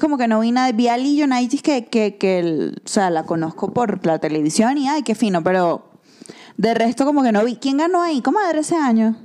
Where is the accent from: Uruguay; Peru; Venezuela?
Venezuela; now in Mexico City, Mexico; soy venezolana viviendo aquí en la hermosa Ciudad de México